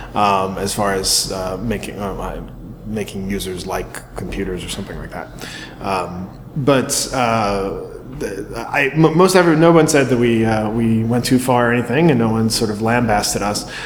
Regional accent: Baltimore, Maryland, United States; I grew up in Baltimore area

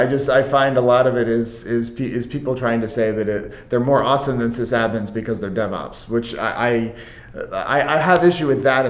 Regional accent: United States; as a U.S. American

